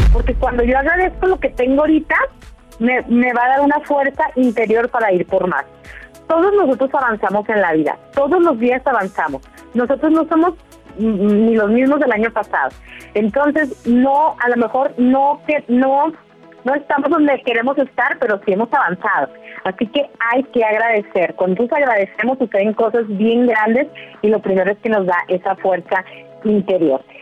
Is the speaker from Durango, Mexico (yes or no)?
yes; Durango, Mexico; now in Dallas, United States; lo escuchamos desde acá, desde Dallas, Texas, somos de Durango, México.